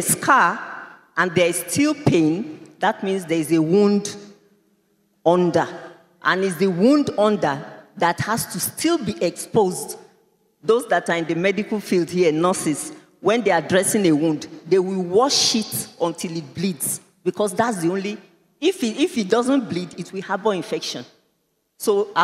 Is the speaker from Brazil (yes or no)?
no; Nigeria; I am also a Nigerian